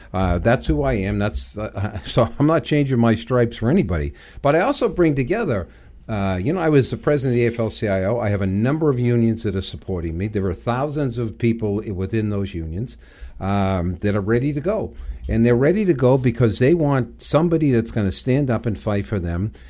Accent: Everett, Massachusetts, United States; I actually grew up, uh, in Everett, Mass.

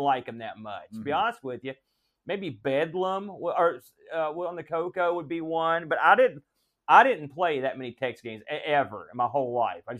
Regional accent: West Virginia, United States; I like to wear shorts and no socks. Because I'm from West Virginia.

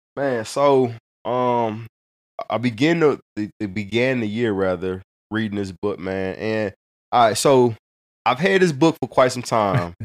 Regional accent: Hazelwood, Missouri, United States; I grew up in North County, in Hazelwood

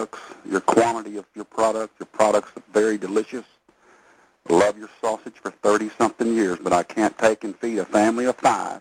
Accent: Texas, United States; I'm a Texas man

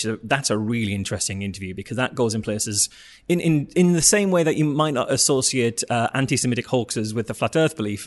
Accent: North East England, United Kingdom; accent: northeastern; That's a northeastern accent for you

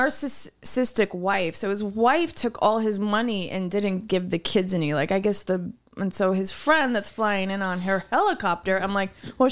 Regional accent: Los Angeles, California, United States; We said LA.

